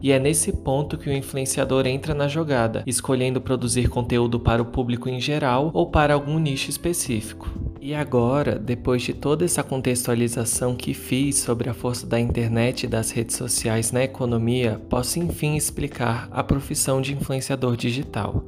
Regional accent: Brazil; Sendo brasileiros

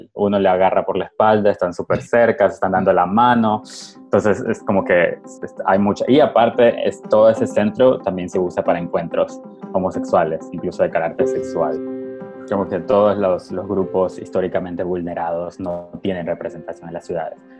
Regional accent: Ecuador; yo también soy ecuatoriano

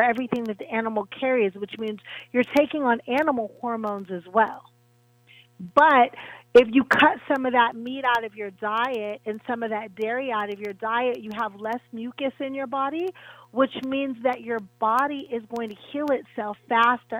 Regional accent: Pittsburgh, Pennsylvania, United States; I'm from Pittsburgh

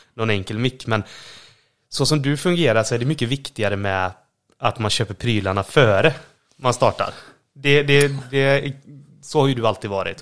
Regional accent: Borås, Västra Götaland, Sweden; Vi, vi kommer ju båda från eh, Borås

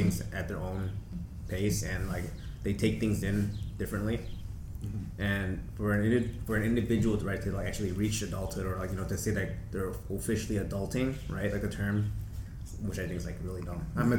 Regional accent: Chicago, Illinois, United States; I'm from Rogers Park, Saginaw area

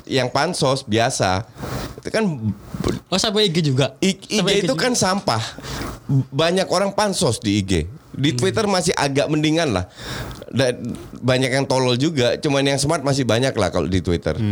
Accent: Netherlands; Apalagi gue yang besar di Belanda.

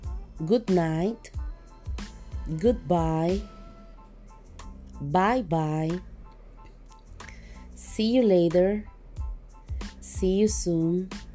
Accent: Costa Rica; also born or lived in Liberia, Costa Rica; I am 34 years old. I am from Costa Rica. I live in Liberia.

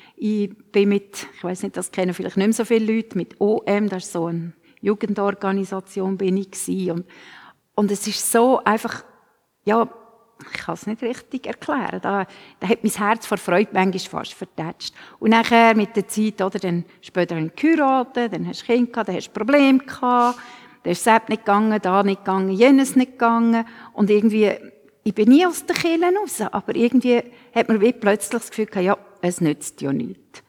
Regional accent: Switzerland; bei uns in der Schweiz

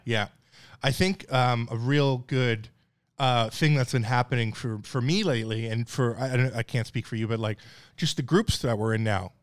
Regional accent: Newfoundland and Labrador, Canada; moved away; I'm from Newfoundland, Canada, like, pretty white trash

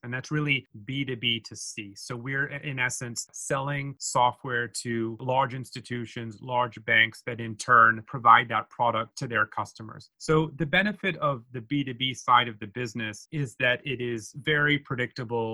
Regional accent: United States; moved away as an adult; also born or lived in Hong Kong / Japan; being American

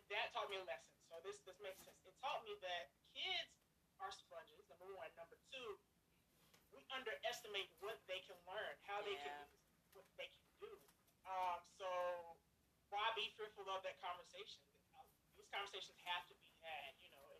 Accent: Liberty, North Carolina, United States; moved away as an adult; also born or lived in Blacksburg, Virginia; I grew up in Liberty, North Carolina

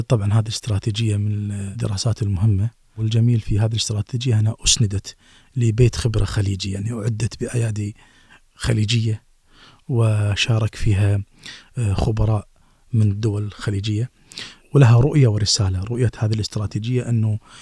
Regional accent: Kuwait; عندنا في الكويت

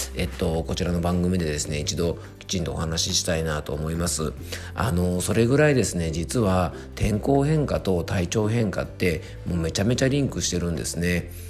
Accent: Isawa Onsen, Yamanashi, Japan; 山梨県伊佐温泉にあります漢方専科、えー、サーター薬房にて、えー、漢方相談や健康相談をしております。えー、健康に関する講演をさせてもらったりとか、え地元ではですね、ラジオ番組に出演して

